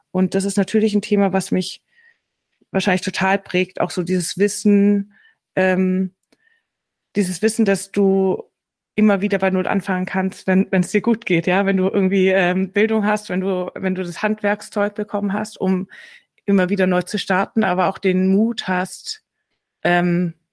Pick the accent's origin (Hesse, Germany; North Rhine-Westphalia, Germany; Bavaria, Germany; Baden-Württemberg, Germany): Baden-Württemberg, Germany; ich komme aus Schwaben. Also ich bin, ich rede heute nicht nur aus Stuttgart, sondern ich komme hier aus der Nähe von Stuttgart.